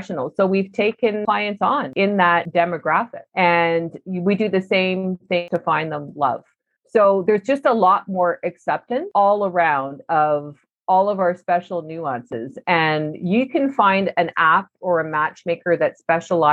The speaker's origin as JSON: {"language": "English", "country": "Canada", "also_born_or_lived": "Vancouver", "said": "we're all Canadian"}